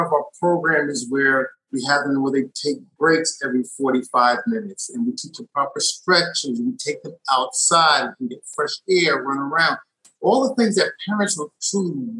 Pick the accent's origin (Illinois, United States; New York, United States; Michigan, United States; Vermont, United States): New York, United States; New York City; also born or lived in Brooklyn, New York; now in Research Triangle, North Carolina, United States; I'm originally from New York. I was born in Brooklyn. I grew up in Queens